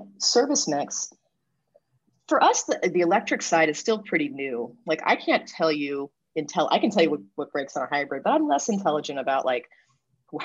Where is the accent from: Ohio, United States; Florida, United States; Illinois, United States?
Ohio, United States; now in California, United States; I'm from Ohio